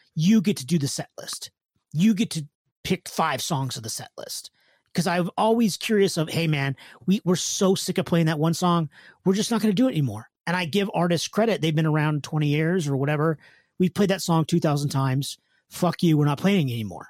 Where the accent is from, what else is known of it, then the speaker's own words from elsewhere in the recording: California, United States; I'm from California